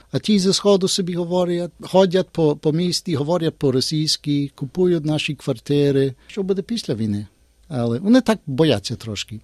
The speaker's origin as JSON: {"language": "Ukrainian", "country": "Australia", "said": "Ми з Австралії вміємо по-українськи"}